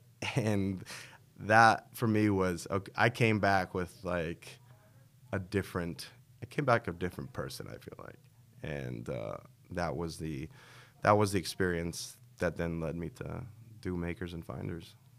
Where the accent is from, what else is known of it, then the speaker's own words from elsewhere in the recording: New York City, New York, United States; now in Las Vegas, United States; this expressway in New York City that I grew up by in Queens, the Van Wyck Expressway